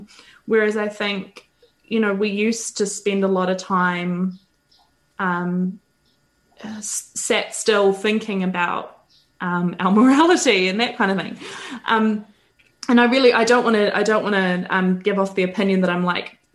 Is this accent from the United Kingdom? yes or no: no; New Zealand; accent: Kiwi; my Kiwi accent